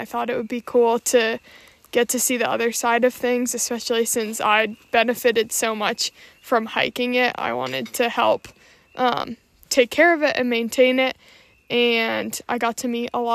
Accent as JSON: {"language": "English", "region": "Massachusetts", "country": "United States", "tie": "born or raised there", "moved": "yes", "lives_now": "Vermont, United States", "said": "I grew up in Massachusetts, but I live in Vermont now and call it home."}